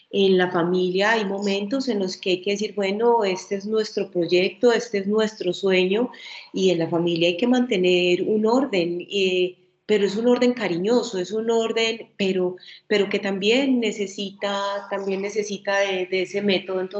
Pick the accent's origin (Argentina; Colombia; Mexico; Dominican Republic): Colombia; Antioquia; particularmente de nosotras como mujeres antioqueñas, esa firmeza que es parte de nuestra cultura